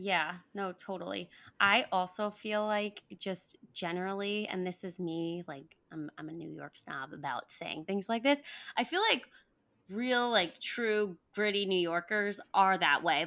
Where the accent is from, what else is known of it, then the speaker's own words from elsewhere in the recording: Paraguay; moved away; I was born in Paraguay